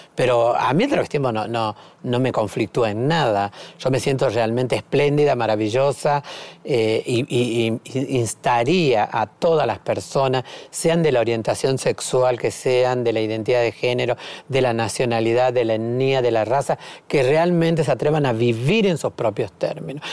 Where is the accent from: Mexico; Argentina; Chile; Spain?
Argentina; Salta; yo soy salteña, gorda, negra, periférica, eh, de origen boliviano